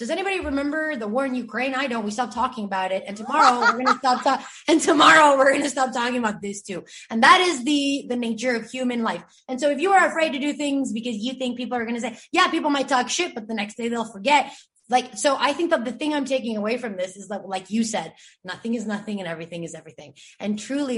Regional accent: Bolivia; moved away; when I left to Bolivia and when I came back from Bolivia

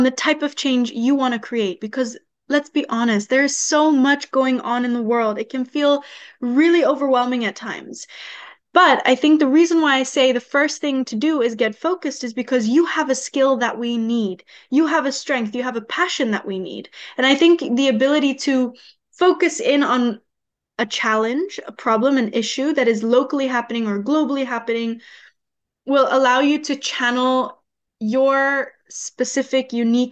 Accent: Bali, Indonesia; the waves that I've been in my entire life growing up on an island like Bali

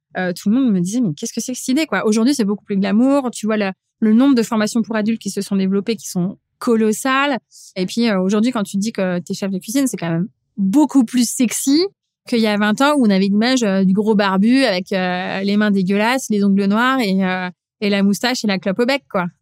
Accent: area around Supélec, INRA and Polytechnique, Île-de-France, France; là où j'ai grandi, en fait, c'est t'es, hyper formaté, tu grandis entre euh, Supélec, l'INRA, Polytechnique

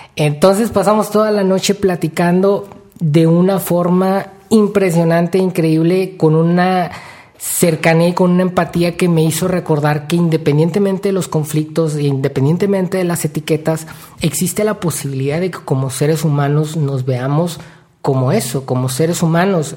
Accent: Mexico; yo soy de México, yo quiero vivir en México, voy a vivir el resto de mi vida en México

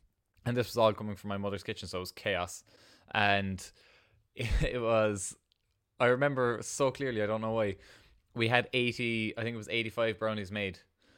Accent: Ballydesmond, Munster, Ireland; I'm 24 and I'm from Ballydesmond in Cork, kind of on the Cork-Kerry border there.

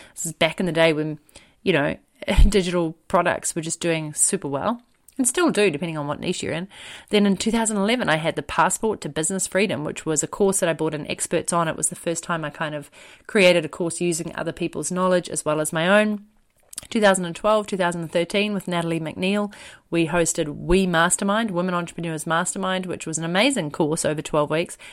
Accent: New Zealand; I'm a New Zealander

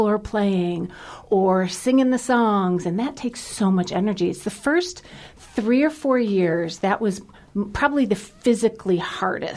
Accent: Cleveland, Ohio, United States; I grew up in Cleveland

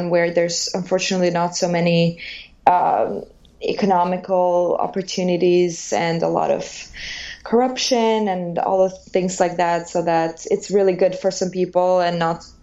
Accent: Albania; English is a second language; moved away as an adult; now in United States; I'm from Albania

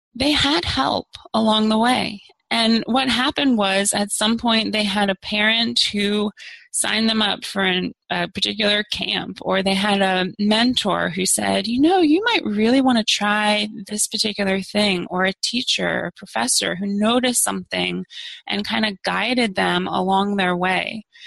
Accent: Maryland side of the DC area, United States; moved away as an adult; now in Arlington, United States; I grew up on the Maryland side

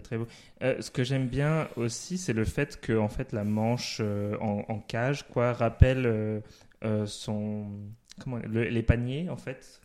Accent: Paris, Île-de-France, France; moved away; je suis de Paris, donc mm. c'est un peu les, les, drag queens que j'ai vus quand j'étais un peu plus jeune, j'habitais là-bas

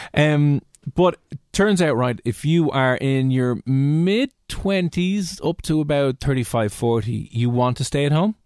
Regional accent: Dublin, Leinster, Ireland; accent: mix between Dublin and Cheshire; also born or lived in Cheshire; I love my accent. It's a mix between Dublin and Cheshire

